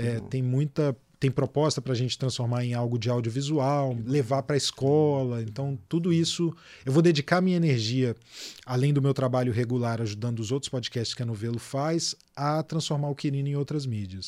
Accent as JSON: {"language": "Portuguese", "town": "Belo Horizonte", "region": "Minas Gerais", "country": "Brazil", "tie": "born or raised there", "moved": "as an adult", "lives_now": "Rio de Janeiro, Brazil", "said": "fui criado em BH, cresci em BH, me formei lá"}